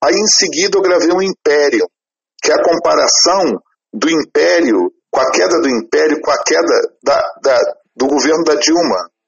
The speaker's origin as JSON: {"language": "Portuguese", "region": "Rio de Janeiro", "country": "Brazil", "tie": "born or raised there", "said": "como carioca, e por estar tá fazendo o primeiro show na cidade que eu nasci"}